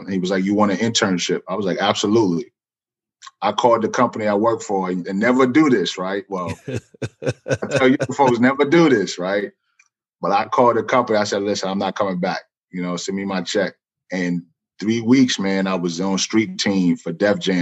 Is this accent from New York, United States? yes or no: yes; New York City, New York, United States; now in Richmond, United States; I'm originally from the Bronx, New York. Grew up in a single parent home.